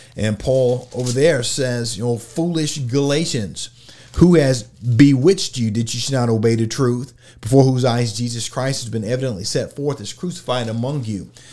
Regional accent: Oklahoma, United States; I'm from Oklahoma.

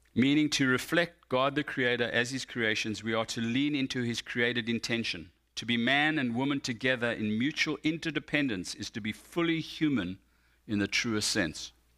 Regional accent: South Africa; now in United States; I identify more as American than I do as South African

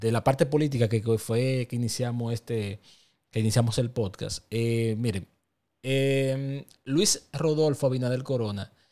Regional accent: Dominican Republic; día todos vivimos aquí, todos pertenecemos a la República Dominicana, todos somos dominicanos

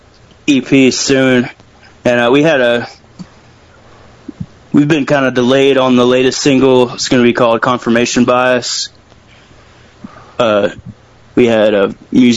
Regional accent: Jackson, Tennessee, United States; I'm from Jackson

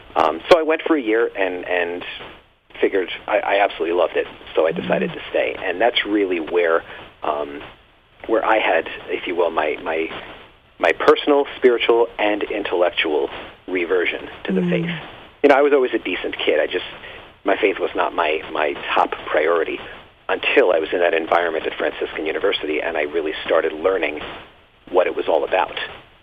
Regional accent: Long Island, New York, United States; I was a cradle Catholic for many years, growing up in Long Island, New York

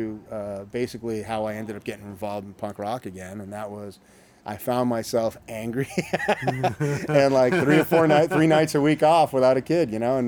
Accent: Newton, Massachusetts, United States; also born or lived in Somerville, Massachusetts; now in Salem, United States; I grew up in Newton, Massachusetts

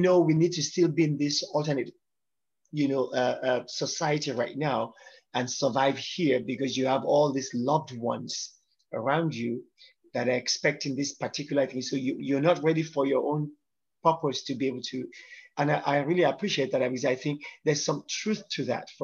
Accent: Nigeria; I'm Yoruba from Nigeria, West Africa

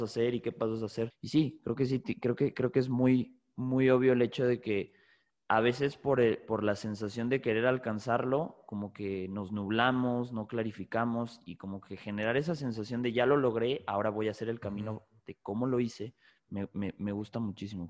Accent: Mexico; tú y yo somos de México

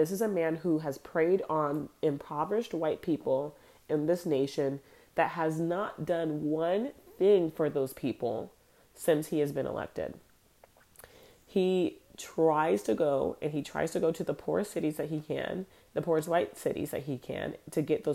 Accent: United States; I'm Black American

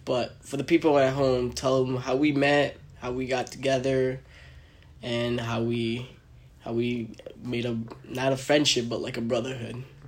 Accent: New York, United States; also born or lived in New Jersey; I grew up in New York, but like we had a house in Jersey

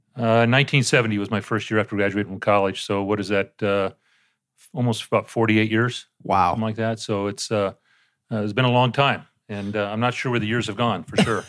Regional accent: San Diego, California, United States; I got back to my hometown in San Diego

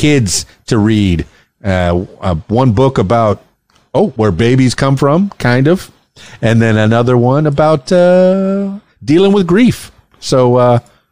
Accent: South Florida, United States; also born or lived in Miami / Fort Lauderdale; I'm from the Florida Keys, born and raised in Miami, Florida Keys, Fort Lauderdale. Went to high school in Fort Lauderdale

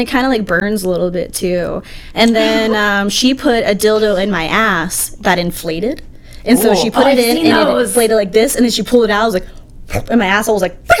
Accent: Billings, Montana, United States; moved away; also born or lived in Baltimore, Maryland; Well, I was born in Baltimore, but I don't consider that my hometown because like my peak years, I grew up in Billings, Montana.

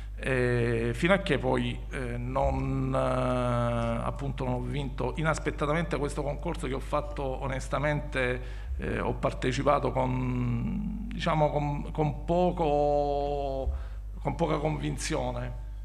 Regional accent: Squinzano, Apulia, Italy; also born or lived in Bari; una parrocchia, in quello che era il mio paese di nascita e, e di attuale residenza, che è Squinzano

